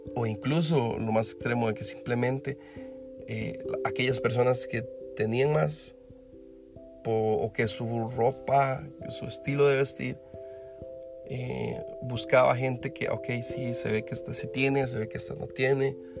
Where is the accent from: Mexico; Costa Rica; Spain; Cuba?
Costa Rica; no soy un limpiazo como decimos en Costa Rica